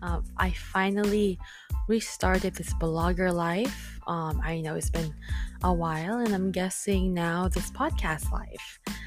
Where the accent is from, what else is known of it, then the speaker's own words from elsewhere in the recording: Philippines; also born or lived in Nevada, United States; now in California, United States; I just moved back to California from Nevada because, well, long story short, I am an international graduate from the Philippines with my BSN.